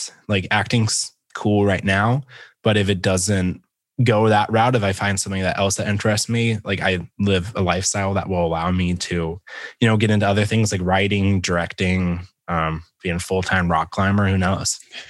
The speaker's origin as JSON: {"language": "English", "town": "Phenix City", "region": "Alabama", "country": "United States", "tie": "born or raised there", "said": "And I grew up in the South. I grew up in a place called Phenix City. And it's like right on the border of Alabama and Georgia."}